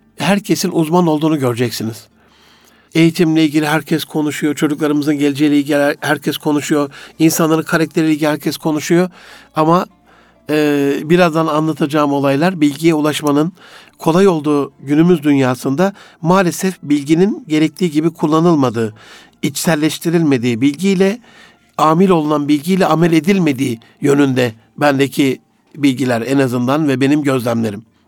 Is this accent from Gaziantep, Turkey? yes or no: yes; Gaziantep, Turkey; moved away; also born or lived in Osmaniye; Antep'te doğdum büyüdüm